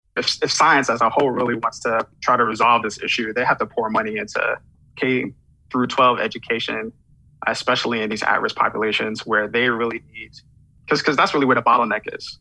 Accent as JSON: {"language": "English", "town": "New York City", "region": "New York", "country": "United States", "tie": "born or raised there", "said": "I'm from Flatbush, Brooklyn. So I, I grew up in Brooklyn, you know, in the 90s"}